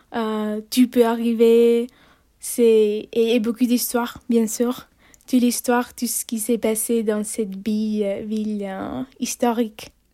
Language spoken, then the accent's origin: French; Barcelona, Catalonia, Spain; French is a second language; moved away as an adult; chez moi à Barcelone